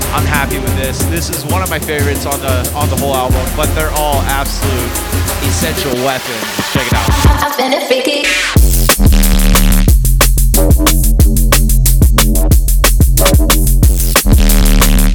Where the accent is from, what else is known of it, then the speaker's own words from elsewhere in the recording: Florida, United States; from the great state of Florida, my hometown. My home state, I guess, not my hometown